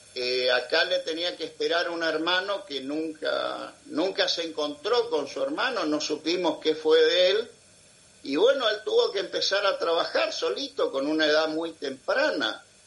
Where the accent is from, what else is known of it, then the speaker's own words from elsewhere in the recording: Argentina; also born or lived in Lora del Río, Spain (ancestry); mi país, Argentina